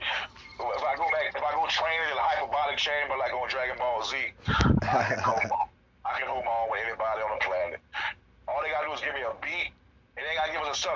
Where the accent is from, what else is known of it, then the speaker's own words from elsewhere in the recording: the South, United States; accent: country, Southern; I'm country though, man. I don't really like my accent, but I love my voice. My accent, but I'm proud. I'm from country, so that's how we talk